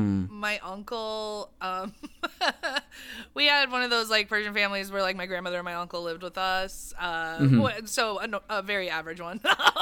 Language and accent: English; Santa Monica, California, United States; we grew up here in Santa Monica, so he would take us to one in Westwood that might still be there.